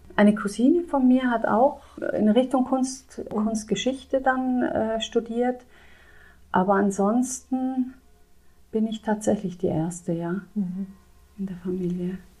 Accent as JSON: {"language": "German", "area": "South Tyrol", "region": "Trentino-Alto Adige", "country": "Italy", "tie": "born or raised there", "moved": "yes", "lives_now": "Landshut, Germany", "said": "Ich komme aus Südtirol"}